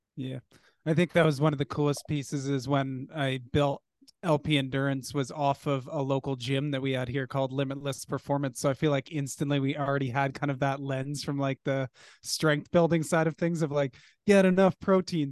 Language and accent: English; Canada; we're Canadian